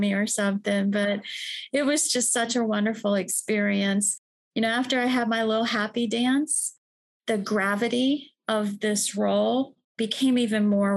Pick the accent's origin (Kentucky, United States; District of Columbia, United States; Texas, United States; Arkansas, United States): District of Columbia, United States; Washington; I'm from Washington, D.C. I knew I wanted to work in government from the start because I was raised in D.C.